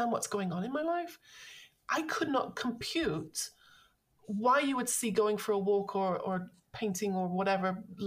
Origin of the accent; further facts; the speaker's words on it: London, United Kingdom; I grew up, I'm from London.